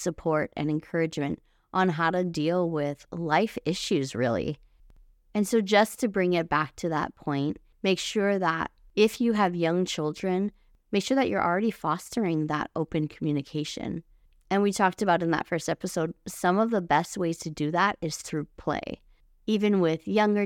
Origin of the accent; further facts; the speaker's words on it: Hawaii, United States; moved away; I was born and raised in Hawaii and all of my family is still there